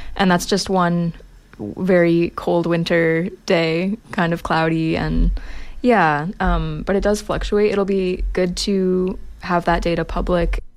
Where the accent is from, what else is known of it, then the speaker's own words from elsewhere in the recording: Maine, United States; moved away as an adult; now in Sackville, Canada; I'm not from here, I'm from Maine, uh, and I've, I came here in 2019 to study